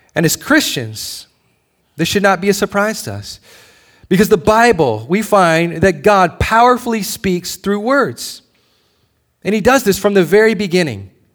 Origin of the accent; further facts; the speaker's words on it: Hawaii, United States; moved away; I'm originally from Hawaii